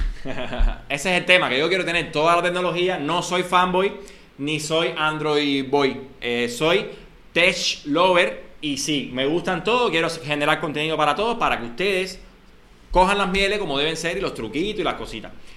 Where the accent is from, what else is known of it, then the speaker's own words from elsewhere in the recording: Cuba; somos cubanos